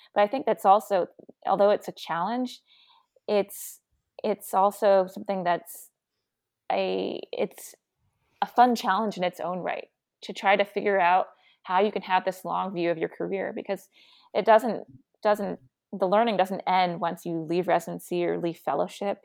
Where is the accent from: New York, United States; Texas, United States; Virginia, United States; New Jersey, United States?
Virginia, United States; moved away; I grew up in Virginia